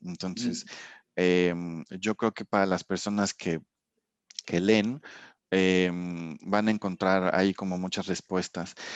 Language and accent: Spanish; Mexico; also born or lived in Dijon, France; yo no soy de aquí, soy mexicano